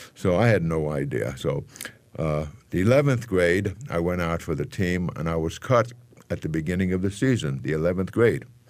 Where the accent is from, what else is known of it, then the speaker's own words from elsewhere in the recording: New York City, New York, United States; also born or lived in Manhattan; I was born in the Bronx